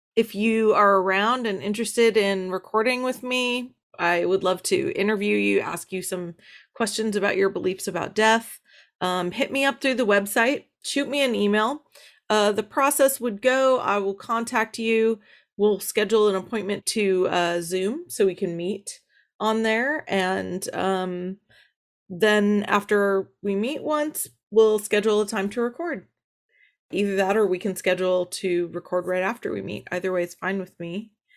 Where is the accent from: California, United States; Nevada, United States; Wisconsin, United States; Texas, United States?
California, United States; Los Angeles; I am from Los Angeles